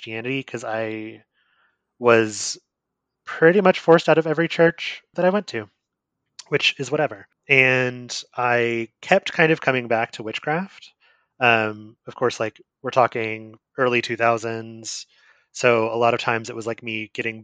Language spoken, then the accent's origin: English; Appalachia, Eastern Kentucky foothills, United States; the part of Appalachia that I'm from is obviously like the Eastern Kentucky part. Traditionally speaking, if you're talking to someone from Appalachia or someone in Appalachia in Kentucky, I'm from the foothills.